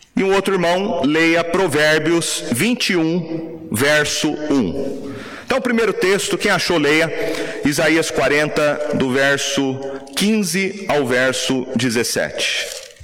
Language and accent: Portuguese; Brazil; nós, como brasileiros